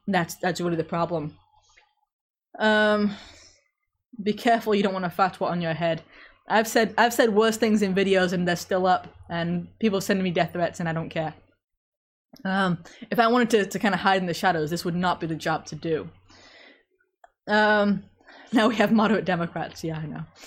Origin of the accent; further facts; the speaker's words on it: England, United Kingdom; accent: British; I'm English, so I genetically more or less can't do French.